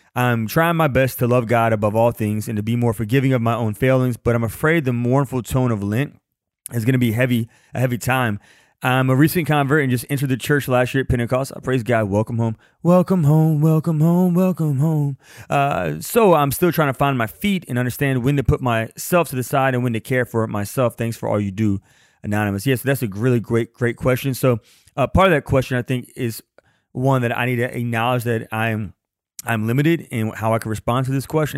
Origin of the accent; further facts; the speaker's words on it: Louisiana, United States; I'm from Louisiana, and I don't like the cold.